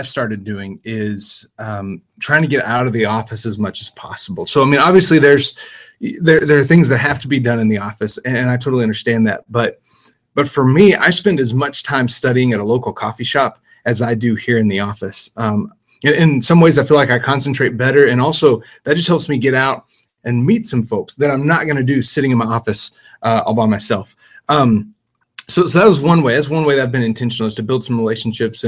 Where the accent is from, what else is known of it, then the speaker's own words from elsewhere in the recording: Tahoka, Texas, United States; now in Alamogordo, United States; my hometown of Tohoka, Texas